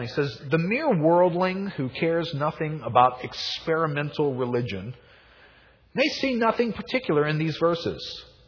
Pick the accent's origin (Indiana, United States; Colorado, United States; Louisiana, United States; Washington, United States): Louisiana, United States; New Orleans; I grew up here in New Orleans